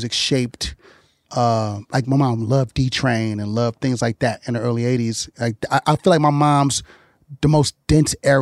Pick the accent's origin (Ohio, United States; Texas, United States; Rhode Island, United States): Texas, United States; Houston; also born or lived in Miami, Florida; I was born in Miami, but my mom moved to Houston in 79